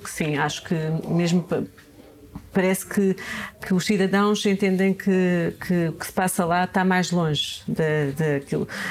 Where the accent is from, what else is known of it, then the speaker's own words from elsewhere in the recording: Serra da Estrela, Beira, Centro, Portugal; Nasci na Serra da Estrela, sou serrana, nasci numa aldeia e tenho muito orgulho nisso. Aprendi, aprendi imensas coisas e também senti na pele a dificuldade de crescer lá